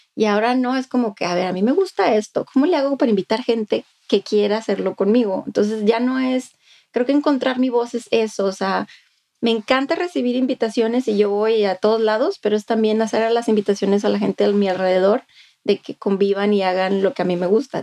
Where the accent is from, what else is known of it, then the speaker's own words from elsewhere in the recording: Monclova, Coahuila, Mexico; now in Austin, United States; al menos en Monclova es un estigma muy fuerte de donde yo soy